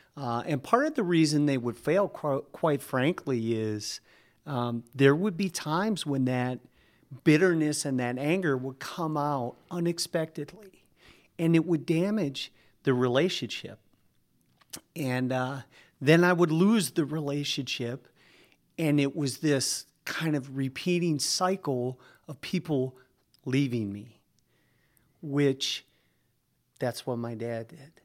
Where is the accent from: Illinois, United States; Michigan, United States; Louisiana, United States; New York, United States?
Michigan, United States; Norway; also born or lived in Minneapolis, Minnesota; in a town called Norway is where I grew up, went to high school